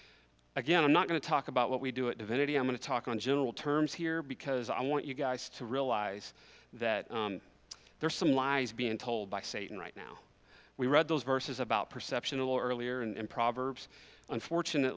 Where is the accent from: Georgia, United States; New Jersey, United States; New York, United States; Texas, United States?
Texas, United States; Kerrville; also born or lived in Medina, Texas; I was born here in Kerrville. I was raised here. I attended this church for many years until my family moved out to Medina, where I grew up out at Arms of Hope